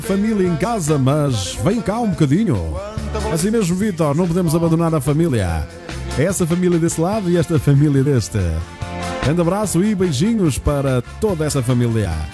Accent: Maia, Porto District, Portugal; a minha terra da Maia, linda cidade da Maia

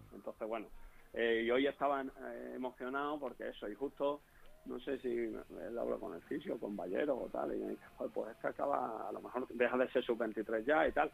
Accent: Extremadura, Spain; accent: Extremaduran; moved away as an adult; also born or lived in Leganés; allí en mi pueblo de Elena

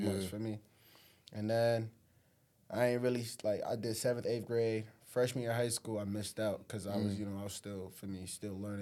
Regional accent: New Haven, Connecticut, United States; also born or lived in Africa; I was born in Africa, came down to Connecticut when I was what, 4 or 5 years old

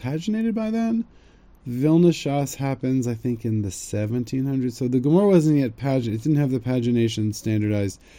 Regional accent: United States; now in Israel; I'm from America

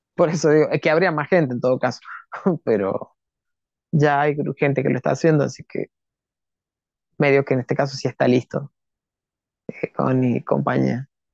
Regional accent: Argentina; los argentinos

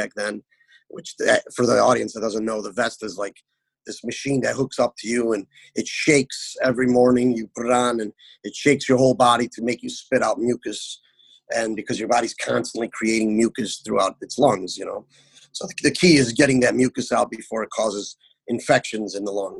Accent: Chicago, Illinois, United States; I was born and raised in Chicago

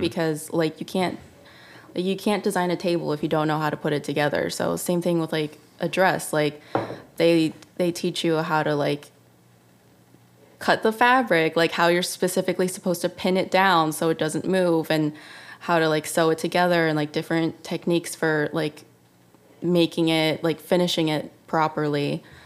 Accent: Chicago, Illinois, United States; moved away as an adult; also born or lived in Savannah, Georgia / New York; now in Los Angeles, United States; I was born in Chicago

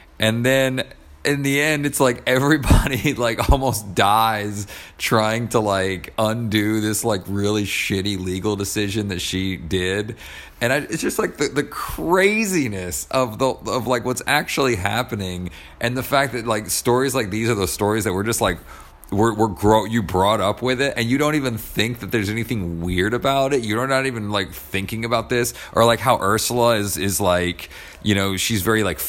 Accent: Atlanta, Georgia, United States; moved away; also born or lived in New York City / Los Angeles; I'm originally from Atlanta

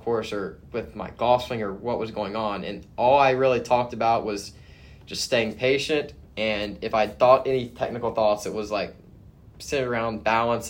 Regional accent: Houston area, Texas, United States; I'm from the Houston area. So I grew up an hour and 15 minutes from the golf course

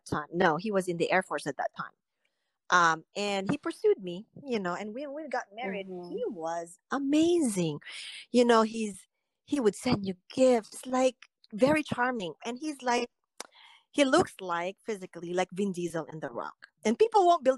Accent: Philippines; now in United States; I grew up in the Philippines

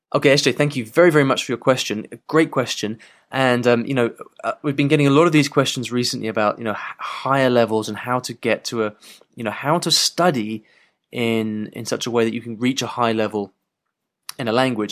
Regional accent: England, United Kingdom; I have perfect English 'cause I'm English

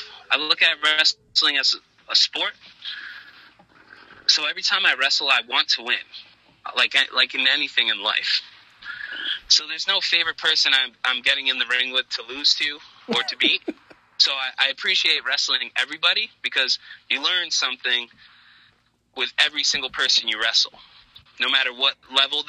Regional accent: New Bedford, Massachusetts, United States; my hometown in New Bedford

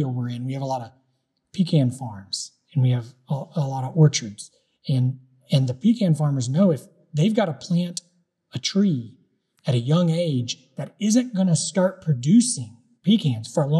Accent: United States; those of us who lived in this country, when we were born here, we grew up American.

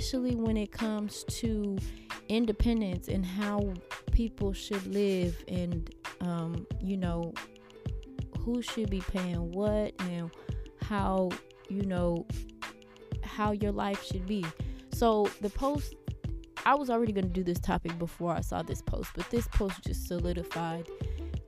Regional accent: Houston, Texas, United States; I'm from Houston

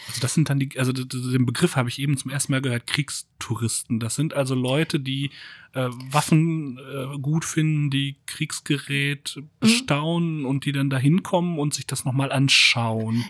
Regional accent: Germany; wir als Deutsche

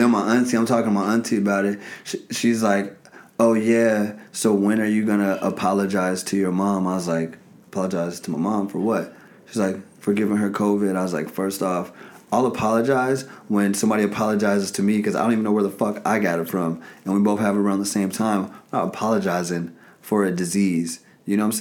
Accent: Chicago, Illinois, United States; I'm from Chicago, 30 years old, comedian, digital marketer

